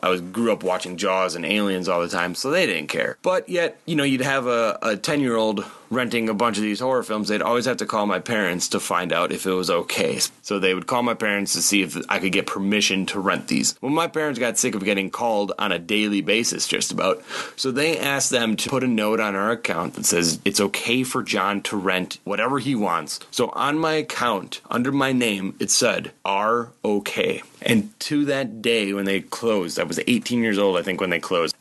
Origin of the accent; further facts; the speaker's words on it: Oshkosh, Wisconsin, United States; I grew up in Oshkosh, Wisconsin in the mid to late 80s.